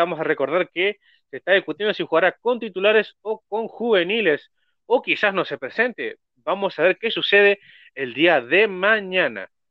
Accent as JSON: {"language": "Spanish", "country": "Argentina", "said": "acá en Argentina"}